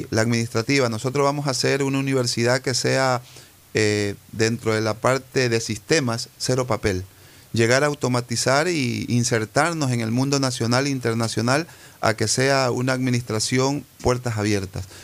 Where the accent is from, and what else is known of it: Ecuador; also born or lived in Cuba